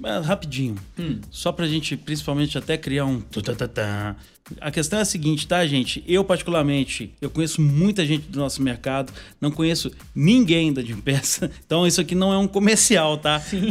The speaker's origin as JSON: {"language": "Portuguese", "region": "Minas Gerais", "country": "Brazil", "said": "nós que somos mineirinho, a gente tem que frisar o seguinte, a gente é mineiro"}